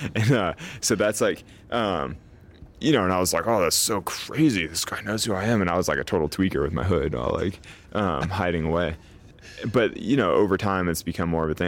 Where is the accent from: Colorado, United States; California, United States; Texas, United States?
California, United States; Sacramento; I grew up sort of in a vacuum in Sacramento